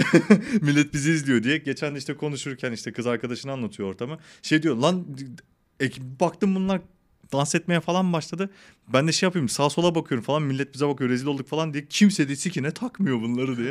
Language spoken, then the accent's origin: Turkish; Malatya, Turkey; also born or lived in Kadıköy, Istanbul; now in Istanbul, Turkey; ben Malatya'da büyüdüm.